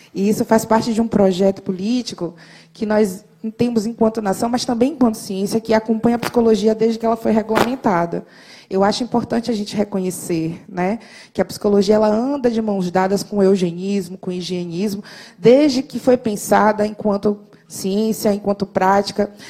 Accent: Salvador, Bahia, Brazil; Eu sou soteropolitana, faço muito orgulho disso

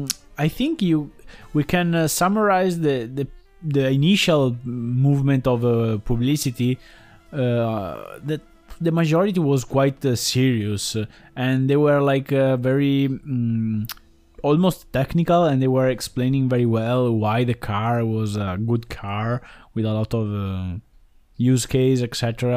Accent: near Venice, Veneto, Italy; born or raised there; English is a second language; now in Turin, Italy

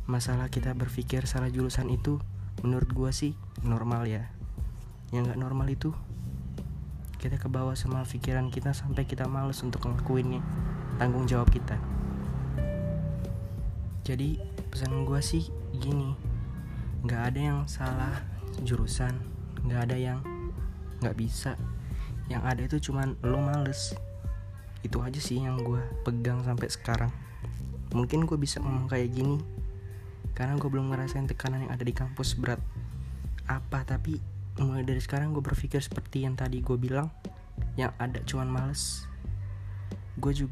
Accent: Bandar Lampung, Lampung, Indonesia; Asal dari Bandar Lampung

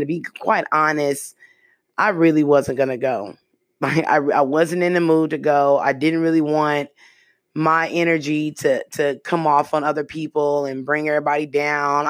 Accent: the Bay Area, California, United States; I'm from the Bay

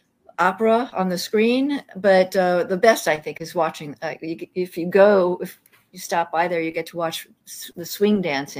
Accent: Queens, New York, United States; I'm a New Yorker. I am a solid New Yorker. Yeah. I grew up in Queens. And I don't talk like that because my sister used to torture me.

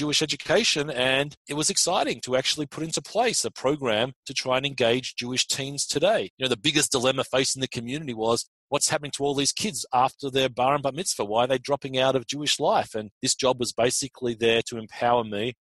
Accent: Australia; moved away as an adult; also born or lived in Israel; now in United States; I'm not from America originally. I was born and raised in Australia

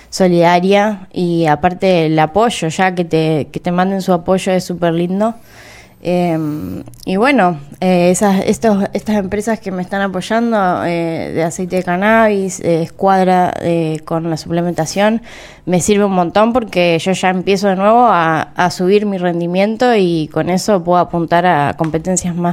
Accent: Cululú, Santa Fe, Argentina; yo me crié en el campo, en Cululú, y, bueno, allá no había muchas opciones, pero en el pueblo eh, iba un profesor de taekwondo

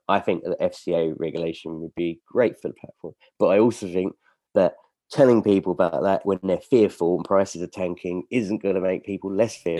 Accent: United Kingdom; we're all British

